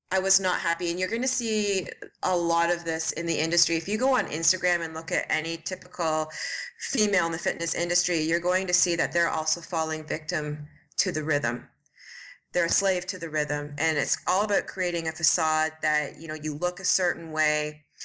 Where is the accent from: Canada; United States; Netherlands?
Canada; Ontario; moved away; also born or lived in Montreal, Canada; I am from Canada. I am from a small town in Ontario originally